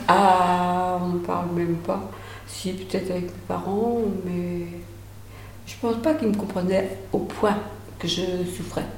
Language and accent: French; Angles, Pays de la Loire, France; also born or lived in Grues / Saint-Michel-en-l'Herm; Je suis née à Gru en 1945. Mes parents étaient bergers.